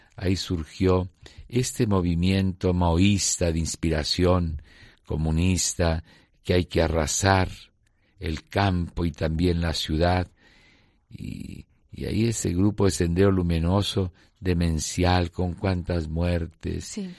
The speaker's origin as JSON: {"language": "Spanish", "region": "Lima", "country": "Peru", "tie": "born or raised there", "moved": "as an adult", "lives_now": "Ayacucho, Peru", "said": "Yo soy limeño de pura cepa, ¿no? Del mismo eh, centro histórico de la parroquia de San Marcelo, en la zona antigua, Ahí mis papás vivían, se casaron, me bautizaron"}